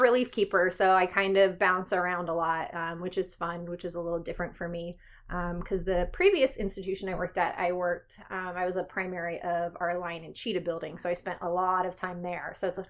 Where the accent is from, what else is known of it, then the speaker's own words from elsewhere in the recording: Philadelphia, Pennsylvania, United States; I grew up right outside of Philadelphia, so America's first zoo there, Philadelphia Zoo.